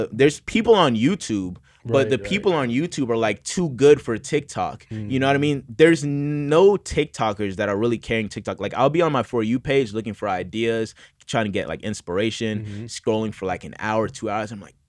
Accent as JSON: {"language": "English", "town": "St. Petersburg", "region": "Florida", "country": "United States", "lives_now": "Los Angeles, United States", "said": "Yeah, so I'm originally from St. Petersburg, Florida. Shout out to St. Pete."}